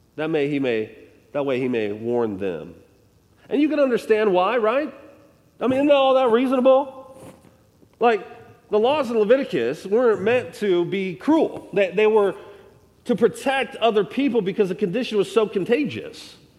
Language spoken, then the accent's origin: English; United States